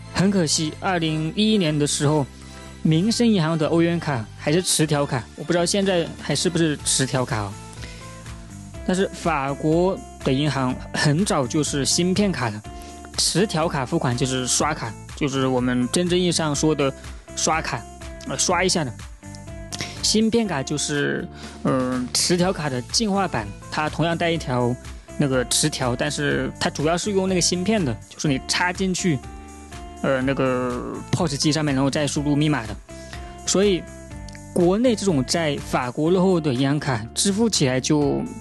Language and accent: Chinese; China; 我们中国人